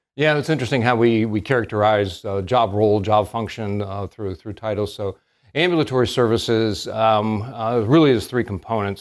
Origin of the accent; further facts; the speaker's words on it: northern Pennsylvania, United States; moved away as an adult; now in Salisbury, United States; We knew each other back in my hometown up in northern Pennsylvania